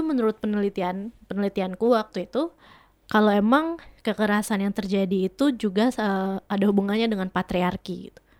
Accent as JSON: {"language": "Indonesian", "town": "Kupang", "region": "East Nusa Tenggara", "country": "Indonesia", "said": "Aku dari Nusa Tenggara Timur"}